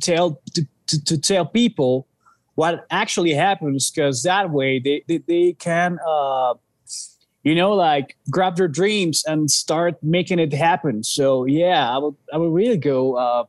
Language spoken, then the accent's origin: English; Mexico City, Mexico; we're from Mexico City